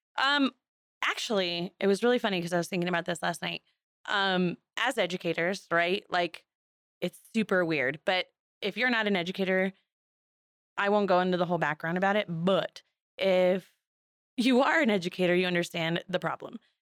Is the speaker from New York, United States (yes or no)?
no; Seminole, Arizona, United States; also born or lived in Douglas, Arizona / Sierra Vista, Arizona / Flagstaff, Arizona; Grew up in Seminole, moved to Sierra Vista, and then moved to Flagstaff for twelve years